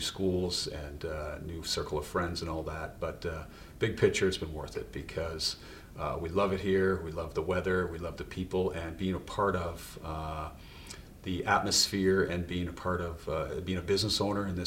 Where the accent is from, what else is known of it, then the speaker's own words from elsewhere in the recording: Nova Scotia, Canada; we grew up in Nova Scotia